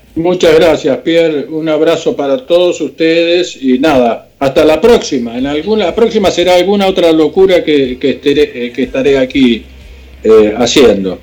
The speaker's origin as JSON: {"language": "Spanish", "country": "Argentina", "moved": "yes", "lives_now": "United States", "said": "soy argentino, estamos en Estados Unidos"}